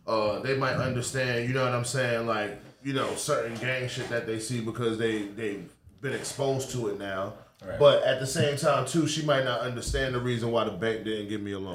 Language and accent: English; New Jersey, United States; also born or lived in New York; I grew up in Jersey